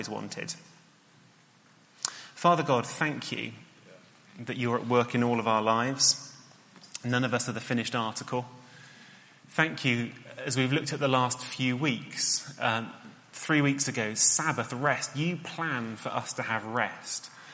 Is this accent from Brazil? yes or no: no; Cheltenham, South West England, United Kingdom; where I grew up in Cheltenham